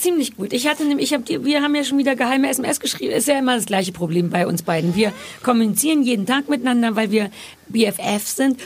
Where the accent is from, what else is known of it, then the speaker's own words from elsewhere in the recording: Berlin, Germany; als Berliner und als Ossi